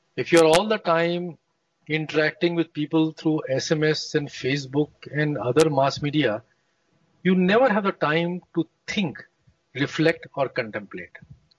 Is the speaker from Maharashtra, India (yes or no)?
no; Lucknow, Uttar Pradesh, India; moved away as an adult; also born or lived in Kanpur / United States; now in Phaltan, India; I come from Lucknow. Right. I went to some of the most prestigious schools in Lucknow, very famous English missionary school called St. Francis. Then went to IIT Kanpur at that time in 1960s and 70s.